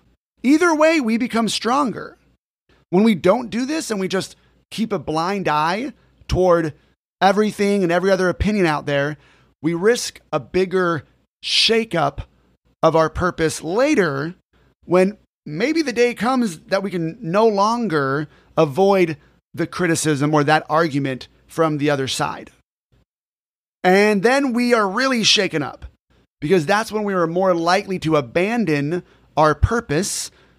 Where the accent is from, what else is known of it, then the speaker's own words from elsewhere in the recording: California, United States; Growing up in Orange County, California, I was the only person in my friend group who went to the church that I went to.